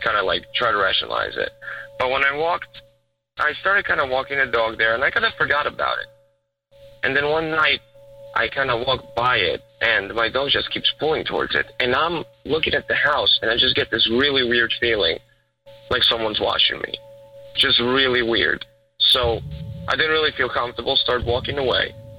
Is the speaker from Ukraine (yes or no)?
yes; Ukraine; moved away; I'm actually originally from Ukraine